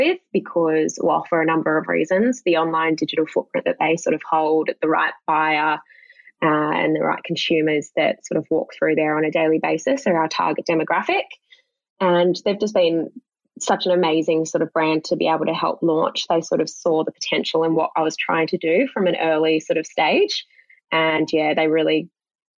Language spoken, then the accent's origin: English; Australia; I'm an Australian woman